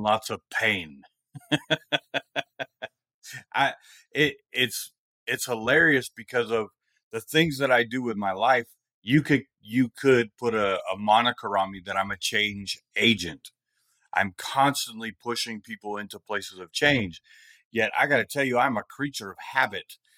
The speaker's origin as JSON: {"language": "English", "area": "Bay Area", "region": "California", "country": "United States", "tie": "born or raised there", "said": "growing up where I grew up in the Bay Area of California"}